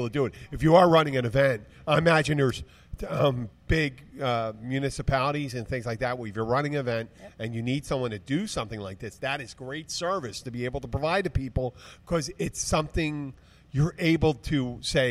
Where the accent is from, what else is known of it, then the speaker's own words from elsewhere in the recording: Philadelphia, Pennsylvania, United States; moved away; I'm from Philadelphia